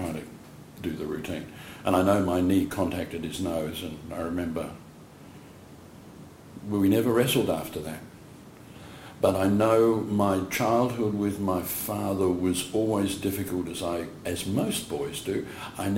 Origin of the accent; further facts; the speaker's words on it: New Zealand; now in Perth, Australia; I was born in New Zealand. My parents were born in New Zealand